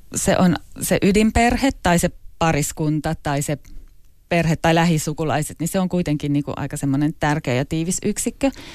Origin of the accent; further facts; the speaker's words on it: Finland; moved away as an adult; also born or lived in London / Asia; tuntee itsensä suomalaiseksi